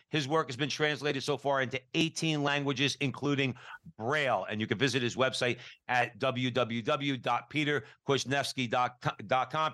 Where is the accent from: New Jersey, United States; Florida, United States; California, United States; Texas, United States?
New Jersey, United States; We're all from New Jersey growing up going to public grammar school